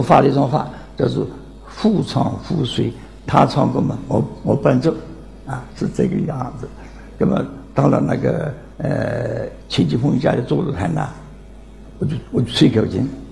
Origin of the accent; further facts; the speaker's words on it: Nancheng, Jiangxi, China; moved away; 今年九十二岁，江西南城人